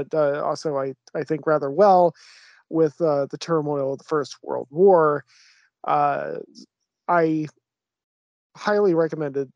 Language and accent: English; United States; I'm an idiot American